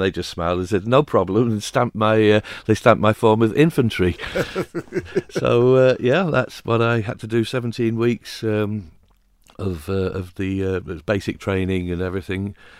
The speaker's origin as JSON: {"language": "English", "region": "North West England", "country": "United Kingdom", "tie": "born there", "also_born_or_lived": "Suffolk / Buckinghamshire", "said": "I was born in Lancashire. It was my father was in textiles, and that was the reason we were up in that part of the world."}